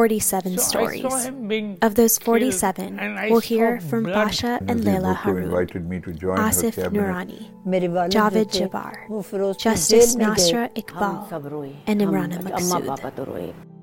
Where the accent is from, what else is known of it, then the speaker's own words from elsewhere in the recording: Corpus Christi, Texas, United States; I'm a Pakistani American, born and raised in the U.S. This past year, I was living in Pakistan to learn more about what the identity I carried meant by speaking to those who knew the history of my homeland.